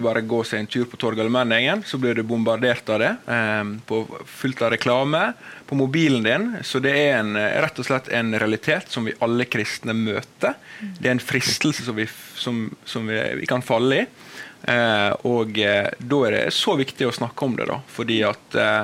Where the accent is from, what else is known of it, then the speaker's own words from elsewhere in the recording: Volda, Møre og Romsdal, Norway; moved away as an adult; now in Bergen, Norway; er jeg fra Volda, på det vakre Sunnmøre. Nydelig. Og eh, jeg vokste opp